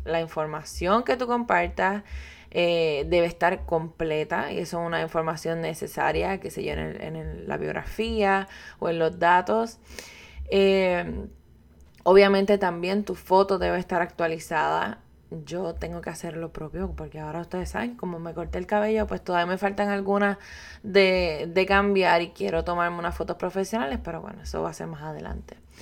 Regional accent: Puerto Rico; yo soy puertorriqueña

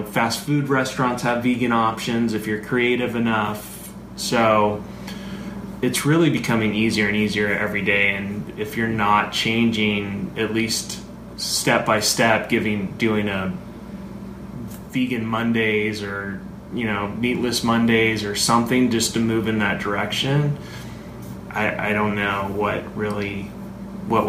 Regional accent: California, United States; I grew up in California eating meat for holidays and family functions.

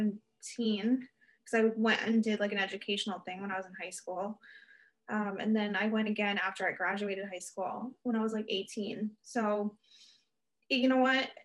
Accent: United States; I was American

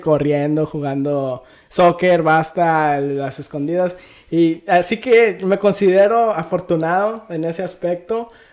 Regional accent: Mexico; yo soy del 96 y nací en México

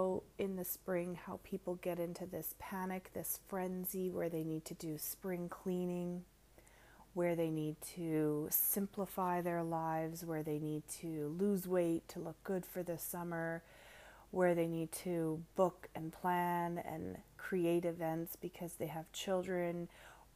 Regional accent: Canada; I am the ….

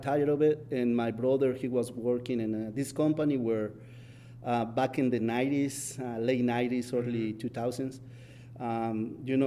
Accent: Mexico; English is a second language; now in United States

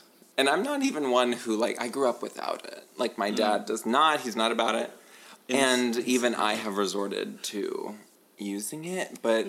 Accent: Pittsburgh, Pennsylvania, United States; accent: Yinzer; we grew up in Squirrel Hill.

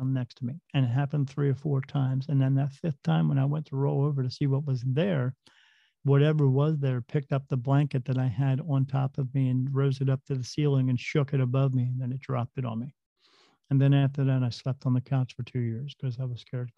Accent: New Jersey, United States; I grew up in New Jersey. Right next to the Delaware River, we lived in a small town where there was a battlefield there

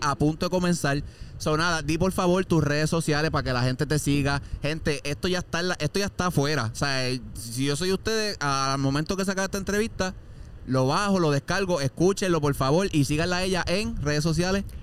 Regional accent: Puerto Rico; yo soy de campo también, yo vengo de un área así también

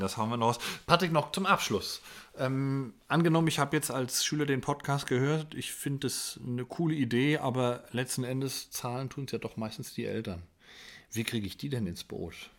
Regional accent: Germany; bei uns in Deutschland

